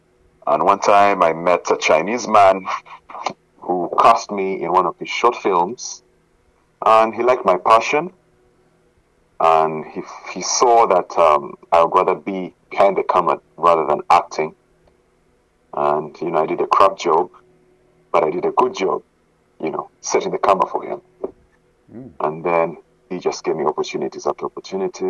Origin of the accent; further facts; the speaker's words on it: Kampala, Uganda; also born or lived in Glasgow, Scotland; now in Canada; Originally born in Uganda, Kampala. Those are my roots. That's my culture.